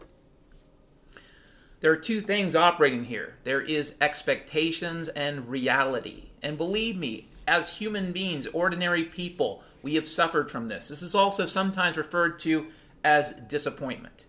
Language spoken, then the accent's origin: English; Pacific Northwest, United States; when I was a kid growing up in the Pacific Northwest